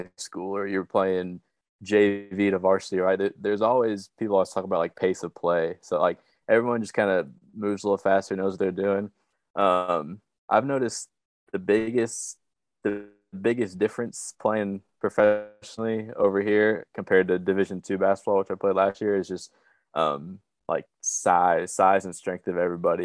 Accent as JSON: {"language": "English", "town": "Flower Mound", "region": "Texas", "country": "United States", "tie": "born or raised there", "also_born_or_lived": "Oklahoma", "moved": "as an adult", "lives_now": "Czech Republic", "said": "I'm from Flyer Mound, Texas, same hometown as Preston."}